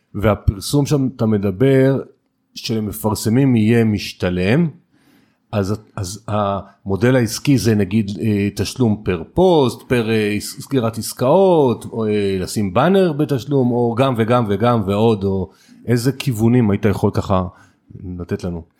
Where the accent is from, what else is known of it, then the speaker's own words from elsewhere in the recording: Israel; המנטליות שלנו כישראלים